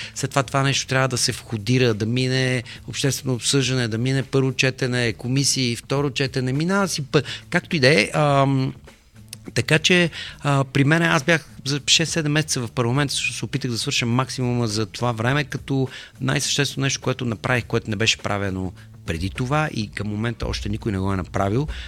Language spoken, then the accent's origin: Bulgarian; Bulgaria; сме на Балканите и че сме българи